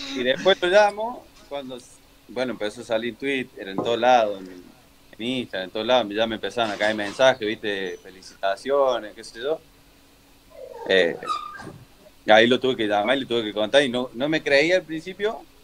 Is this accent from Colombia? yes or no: no; Córdoba, Argentina; moved away as an adult; also born or lived in Mexico; Soy hincha de, Instituto de Córdoba, porque soy de ahí